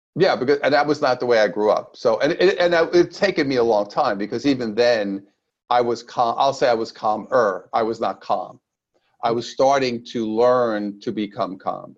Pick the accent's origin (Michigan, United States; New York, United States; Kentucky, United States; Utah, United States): New York, United States; New York City; now in Southern California, United States; I'm originally from Brooklyn, New York, and now I live in lovely Southern California with my beautiful wife. But I, I started in Brooklyn.